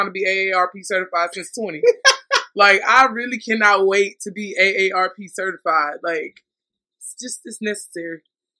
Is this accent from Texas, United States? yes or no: yes; Texas, United States; Because I'm from Texas.